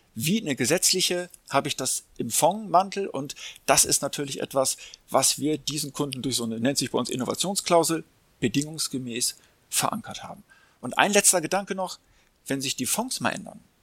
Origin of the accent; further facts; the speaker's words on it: Hamburg, Germany; ich bin selber auch Hamburger